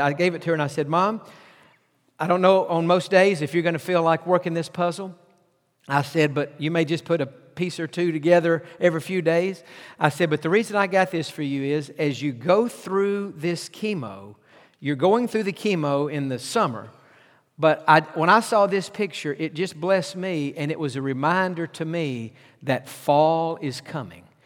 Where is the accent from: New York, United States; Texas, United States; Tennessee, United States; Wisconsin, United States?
Texas, United States; East; I grew up in East Texas